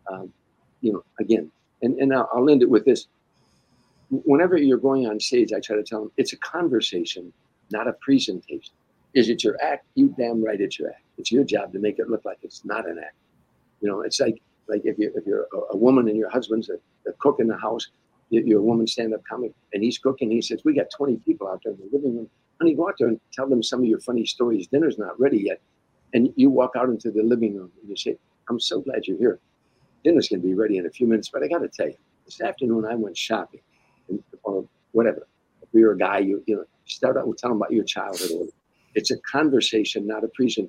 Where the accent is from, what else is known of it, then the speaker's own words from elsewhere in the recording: Harvey, Illinois, United States; now in California, United States; Harvey, Illinois, where I grew up at, my hometown in the south side of Chicago